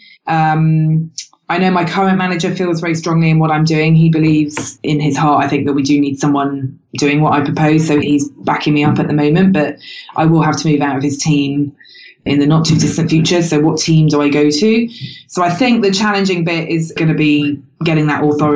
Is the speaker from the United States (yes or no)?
no; United Kingdom; I'm British